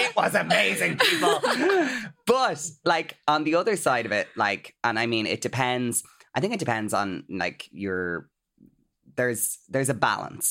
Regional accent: Ireland; as Irish people

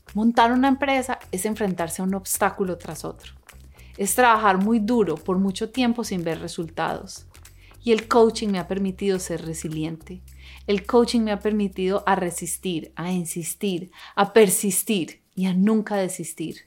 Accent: Colombia; now in Los Angeles, United States; Yo crecí en una familia en Colombia y ahora vivo en una ciudad que se llama Los Ángeles

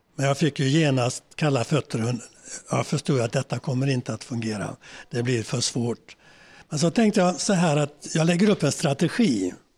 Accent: Sweden; moved away as an adult; also born or lived in New York; som svenskar

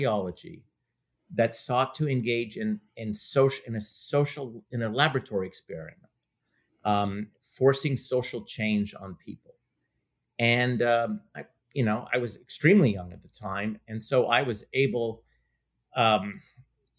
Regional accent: Montreal, Quebec, Canada; now in United States; I grew up in Montreal, and I was politicized in the language debates

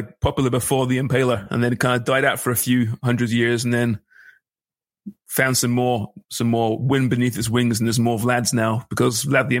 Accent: England, United Kingdom; growing up in England, you know, grandparents fought in the war

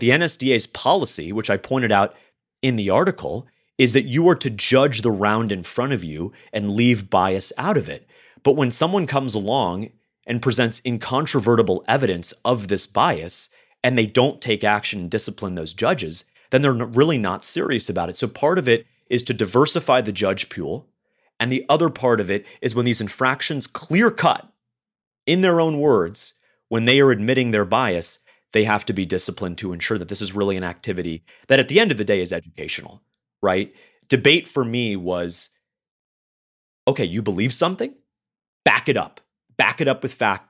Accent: Florida, United States; I grew up in Florida. I live in Florida

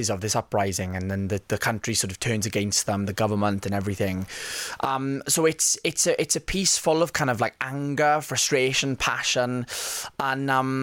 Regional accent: Rhondda Valley, Wales, United Kingdom; I'm from the Rhondda Valley, which is about 25 minutes outside of Cardiff

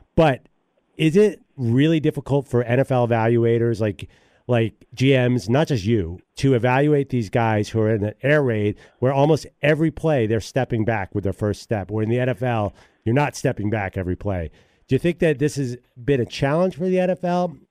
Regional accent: Philadelphia, Pennsylvania, United States; So I grew up in Philadelphia. I went to Lower Merion

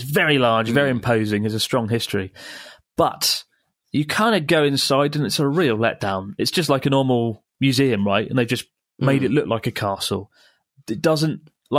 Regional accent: Australia; To his delight, I was from Australia, which prompted him to immediately pull out a collection of photographs from his pocket depicting iconic Australian places.

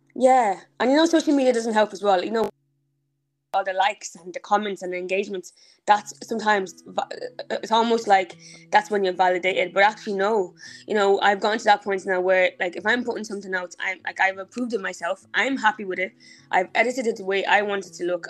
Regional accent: Dublin, Leinster, Ireland; also born or lived in Nigeria; I was born in Nigeria. I left when I was five, um, and we came to Ireland.

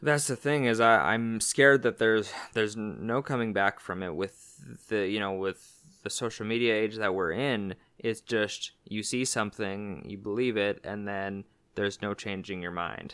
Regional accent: Canada; being Canadian, uh, for me was a sense of pride

